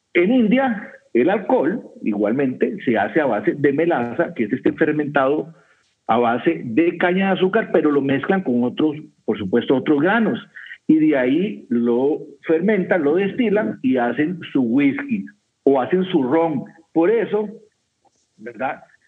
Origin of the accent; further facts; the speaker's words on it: Costa Rica; aquí en mi país, en Costa Rica